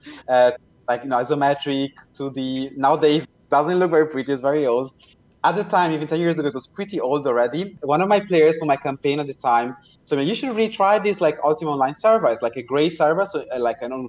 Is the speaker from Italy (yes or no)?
yes; Italy; now in Berlin, Germany; I was growing up in Italy, visiting family in Germany